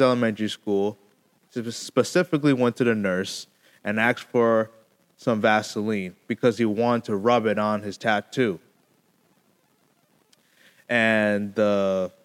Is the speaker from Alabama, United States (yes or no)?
no; Connecticut, United States; in my home state in Connecticut